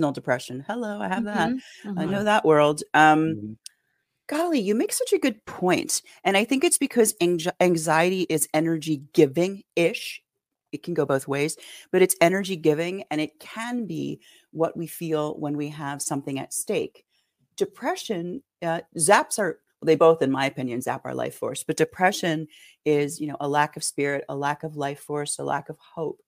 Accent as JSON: {"language": "English", "town": "Philadelphia", "region": "Pennsylvania", "country": "United States", "tie": "born or raised there", "also_born_or_lived": "San Francisco", "moved": "as an adult", "said": "I am from the inner city of Philadelphia, not far from Germantown. Lived there for my first 31 years and then moved here to study dance therapy"}